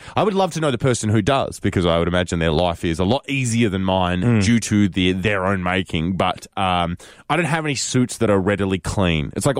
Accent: Australia; we're both Australian

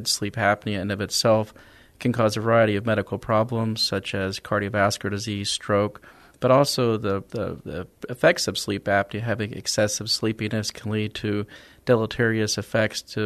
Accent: Dallas, Texas, United States; moved away as an adult; also born or lived in Sherman, Texas; now in San Antonio, United States; I'm originally from Dallas, Texas

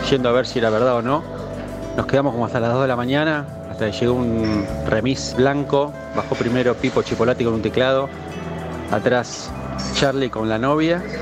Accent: San Antonio de Padua, Buenos Aires Province, Argentina; yo soy de ahí de Padua

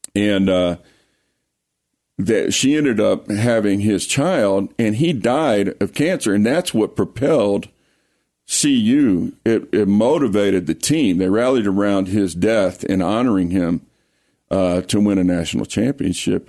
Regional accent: Lake Charles, Louisiana, United States; also born or lived in Colorado; now in Colorado Springs, United States; I grew up in Lake Charles, Louisiana.

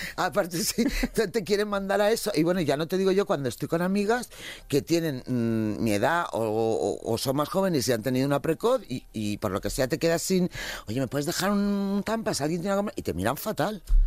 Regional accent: Valencia, Valencian Community, Spain; moved away; mi tierra, por ejemplo, que es ahora mismo una hora y cuarenta, estoy en Valencia

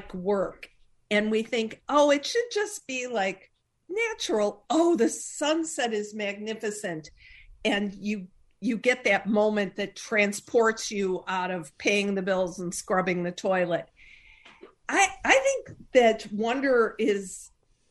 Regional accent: Chicago, Illinois, United States; I'm from Chicago

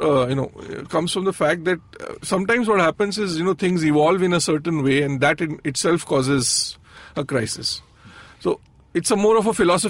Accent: Bihar, India; moved away; I grew up in Lalu's Bihar.

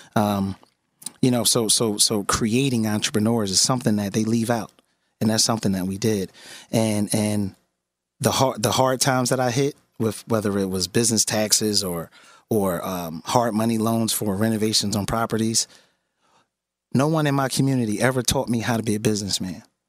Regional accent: Philadelphia, Pennsylvania, United States; born and raised in West Philadelphia

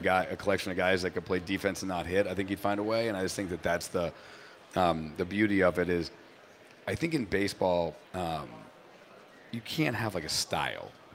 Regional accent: New Hampshire, United States; moved away; also born or lived in Boston; I grew up in New Hampshire

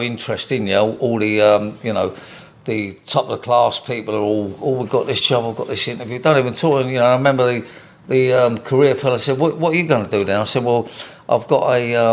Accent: London, United Kingdom; We moved from North London to South London

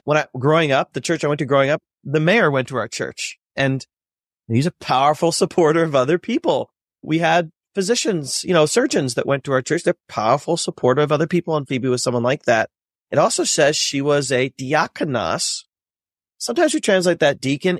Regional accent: North Central Ohio near Cleveland, United States; I was born and raised in North Central Ohio near Cleveland

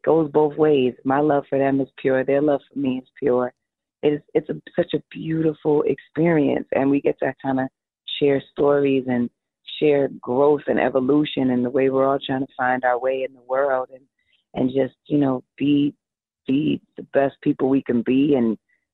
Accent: New York, United States; I was born and raised in New York

